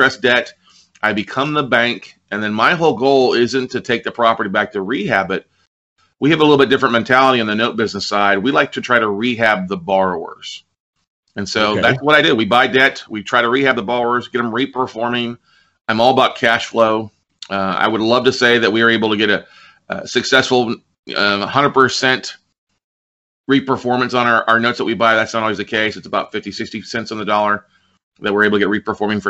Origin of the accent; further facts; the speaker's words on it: Ingleside, Texas, United States; moved away as an adult; also born or lived in San Marcos, Texas / Austin, Texas; I grew up in the South Texas, a little small town called Ingleside, down by Corpus Christi